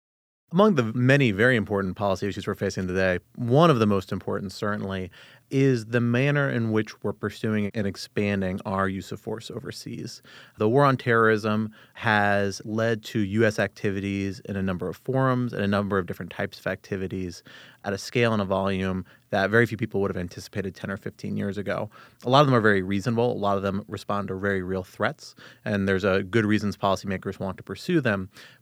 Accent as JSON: {"language": "English", "town": "Arlington", "region": "Virginia", "country": "United States", "tie": "born or raised there", "said": "I grew up in Arlington, Virginia, just across the river from us here in our nation's capital. Growing up in the D.C. area"}